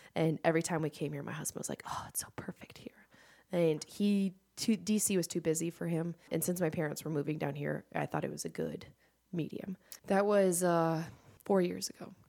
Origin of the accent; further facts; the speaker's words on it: Fairfax, Virginia, United States; moved away as an adult; now in Charlotte, United States; I am from, uh, the D C area, and if you're familiar with D C, I'm from Fairfax.